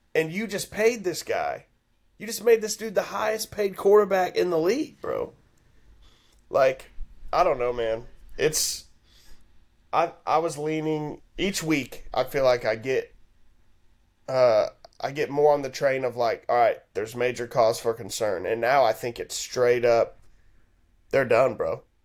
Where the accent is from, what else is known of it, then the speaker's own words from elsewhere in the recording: Houston, Texas, United States; I'm from Houston